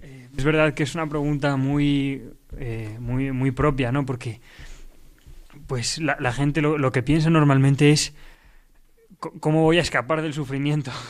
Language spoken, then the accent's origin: Spanish; Castellón de la Plana, Valencian Community, Spain; Yo soy de Castellón